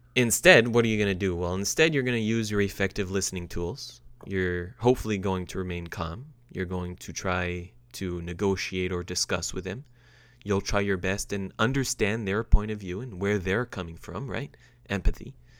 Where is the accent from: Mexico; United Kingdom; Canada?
Canada; I'm proud to say as a Canadian